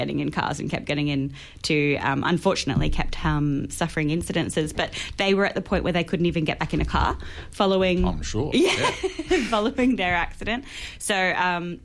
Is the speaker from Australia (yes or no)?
yes; Queensland, Australia; moved away; my home state